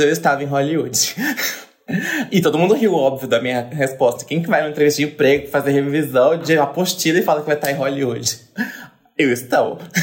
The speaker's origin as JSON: {"language": "Portuguese", "town": "Brasília", "region": "Federal District", "country": "Brazil", "moved": "yes", "said": "eu vim de Brasília."}